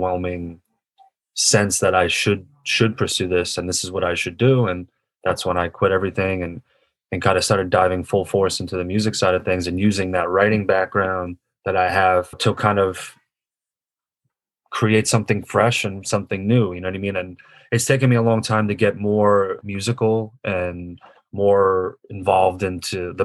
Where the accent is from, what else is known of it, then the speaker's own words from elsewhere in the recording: New York, United States; also born or lived in Long Island, New York; I grew up in Canarsie, New York, before I moved to Long Island